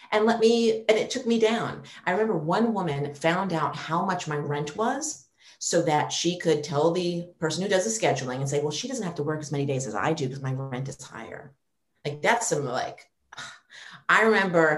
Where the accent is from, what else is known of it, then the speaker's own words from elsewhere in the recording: New York, United States; moved away as an adult; New York's my hometown. I've never wanted to leave